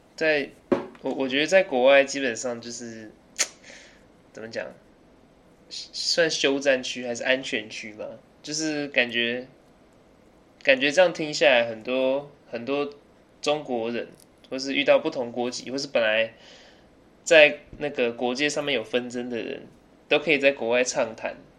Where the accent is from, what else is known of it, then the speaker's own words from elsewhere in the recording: Taiwan; Chinese is a second language; also born or lived in United Kingdom; 我在台湾住之前，没过多久就去英国，因为我爸跟我妈那时候相处的礼，然后待到大概六岁之后就回来念小学，因为我爸妈想回来台湾住